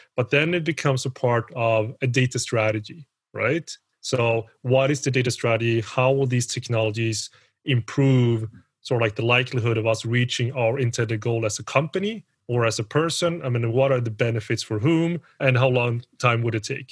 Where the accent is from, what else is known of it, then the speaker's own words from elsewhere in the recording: Sweden; also born or lived in Colombia / United Kingdom / South Korea / Switzerland; I am Swedish, even though I look Colombian, and that's because I am Colombian, because I'm adopted from Colombia. Been in Sweden